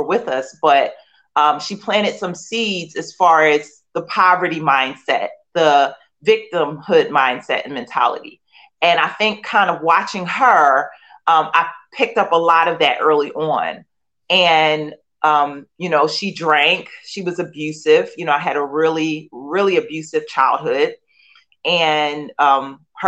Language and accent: English; Philadelphia, Pennsylvania, United States; I grew up in Philadelphia, born and raised, and in the inner city